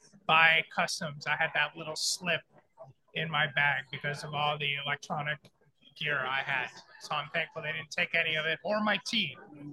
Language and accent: English; United States; I'm an American